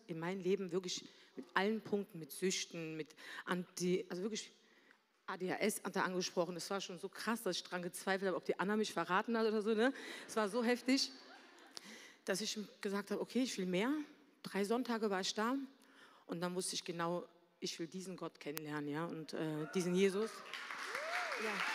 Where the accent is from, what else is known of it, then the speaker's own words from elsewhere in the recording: Berlin, Germany; moved away as an adult; also born or lived in Mannheim; komme gebürtig aus Berlin, da habe ich auch gelebt, mit meiner Mutter und meiner Schwester.